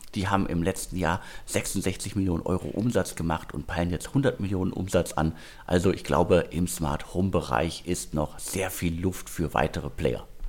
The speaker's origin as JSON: {"language": "German", "area": "Ruhr area", "region": "North Rhine-Westphalia", "country": "Germany", "tie": "born or raised there", "said": "im Ruhrgebiet, also meiner Heimatregion"}